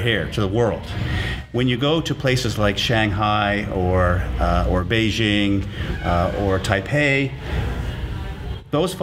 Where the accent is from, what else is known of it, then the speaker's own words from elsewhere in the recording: St. John's, Newfoundland and Labrador, Canada; now in Sydney, Canada; Born and raised in Newfoundland